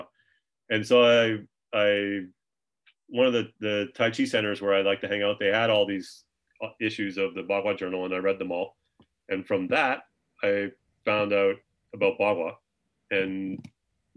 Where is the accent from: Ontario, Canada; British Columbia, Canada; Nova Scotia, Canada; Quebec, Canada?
Nova Scotia, Canada; Halifax; moved away as an adult; also born or lived in Tucson, Arizona; I grew up in Halifax, Nova Scotia in the 80s, 1980s.